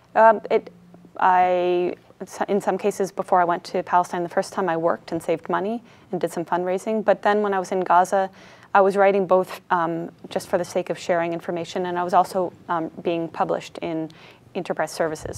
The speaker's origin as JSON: {"language": "English", "country": "Canada", "tie": "born or raised there", "also_born_or_lived": "United States", "moved": "as an adult", "said": "I was born in the States, I grew up in Canada"}